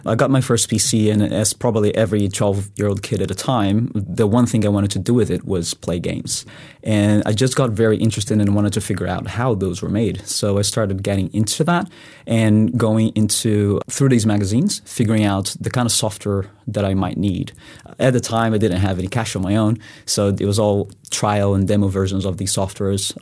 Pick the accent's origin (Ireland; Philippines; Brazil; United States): Brazil; moved away as an adult; also born or lived in Spain; I'm originally from Brazil, so I did go to uni there